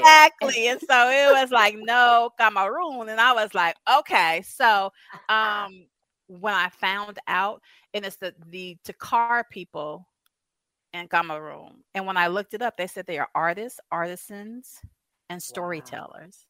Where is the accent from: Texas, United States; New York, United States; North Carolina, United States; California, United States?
California, United States; Southern; moved away as an adult; also born or lived in Louisiana / Savannah, Georgia; now in Asheville, United States; I'm originally from Southern California, but born and raised, 40 plus years